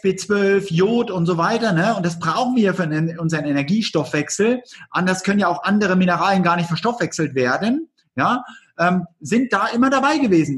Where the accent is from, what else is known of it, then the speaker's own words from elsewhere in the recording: East Germany, Germany; ich komme aus der DDR.